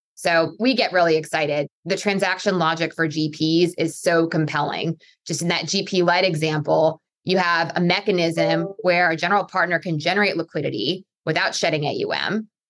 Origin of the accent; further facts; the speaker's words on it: Pennsylvania, United States; I'm originally from Pennsylvania